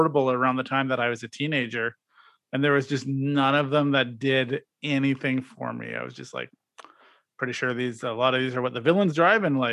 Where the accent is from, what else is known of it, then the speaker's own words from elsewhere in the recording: Regina, Saskatchewan, Canada; I grew up in Regina, Saskatchewan